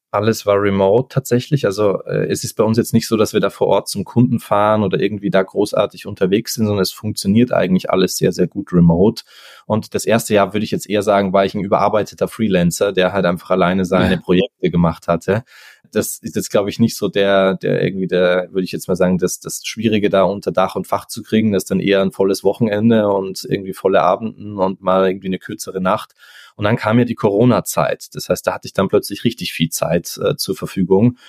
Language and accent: German; Austria; ich komme, wie gesagt, ursprünglich aus Österreich, lebe auch nach wie vor